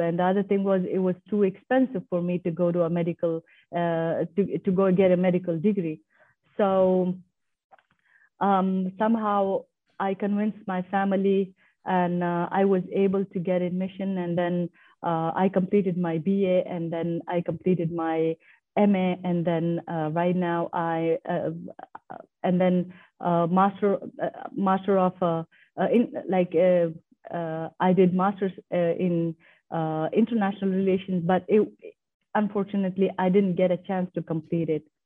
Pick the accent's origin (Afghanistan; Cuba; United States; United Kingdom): Afghanistan; moved away; also born or lived in Pakistan; I'm from Afghanistan